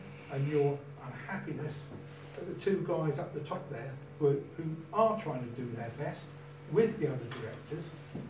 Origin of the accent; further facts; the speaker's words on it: Hastings, South East England, United Kingdom; moved away as an adult; I was born in Hastings, near the Central Cricket Ground, which sadly we lost